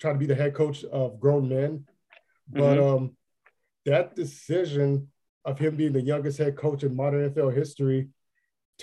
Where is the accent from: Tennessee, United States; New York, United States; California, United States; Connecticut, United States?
California, United States; Los Angeles; Los Angeles, my home city, my hometown